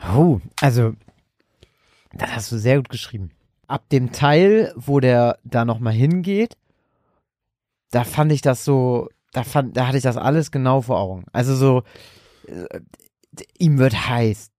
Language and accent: German; Germany; wo ich herkomme, ob ich Deutscher bin. Und meinte ich, ja